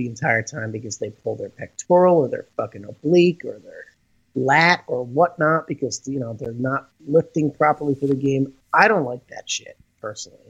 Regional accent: Rutherford, New Jersey, United States; I moved back to my hometown 2 years ago

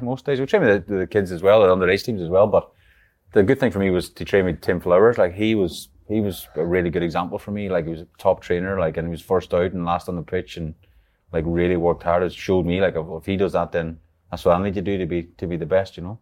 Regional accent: Ireland; moved away; growing up in Ireland

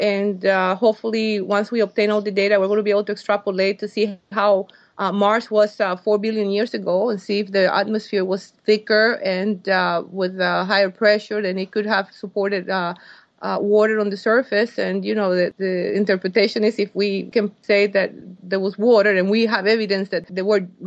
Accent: Costa Rica; moved away as an adult; now in United States; I was born in Costa Rica, and I didn't come to the States until I was 21

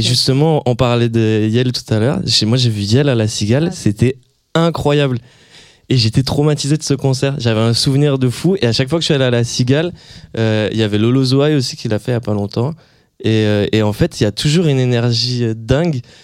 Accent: near Hossegor, Landes, Nouvelle-Aquitaine, France; moved away; je dis toujours que je suis de Osgor pour faire plus stylé, mais en fait, je suis dans un petit village à côté

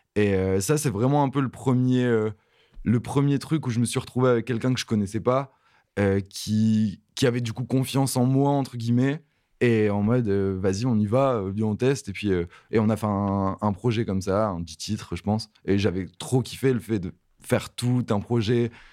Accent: Halluin, Hauts-de-France, France; à côté de Lille, euh, vers euh, la ville c'est Aluin

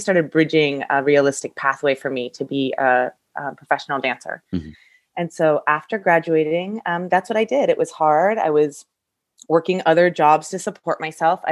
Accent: San Luis Obispo, California, United States; I grew up in San Luis Obispo area, which is a little bit between the Bay Area

